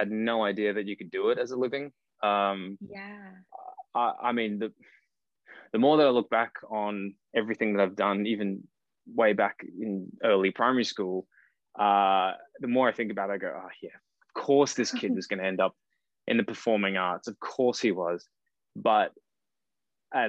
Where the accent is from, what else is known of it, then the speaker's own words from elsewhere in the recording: Cairns, Queensland, Australia; moved away as an adult; also born or lived in Brisbane; now in Sydney, Australia; I actually grew up in Cairns, far north Queensland